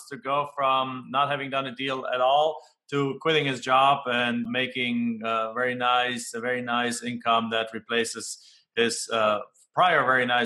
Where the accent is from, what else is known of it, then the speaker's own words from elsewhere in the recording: Germany; English is a second language; moved away as an adult; now in United States; when I come home back to Germany